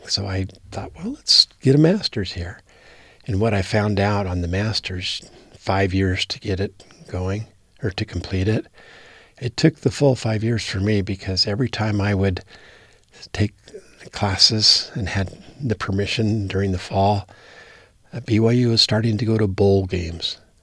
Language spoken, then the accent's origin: English; Wyoming, United States; moved away; I'm from Wyoming